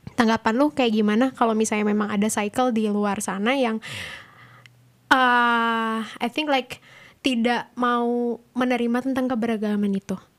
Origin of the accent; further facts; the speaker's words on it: Java, Indonesia; Aku Jawa